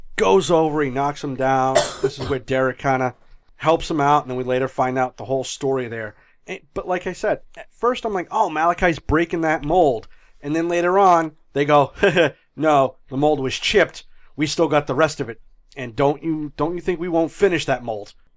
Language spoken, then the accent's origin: English; New England, United States; I'm from New England, I don't know what an R is